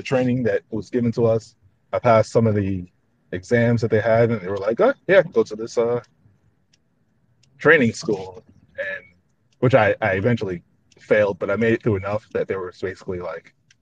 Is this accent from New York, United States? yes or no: yes; New York, United States; I'm from New York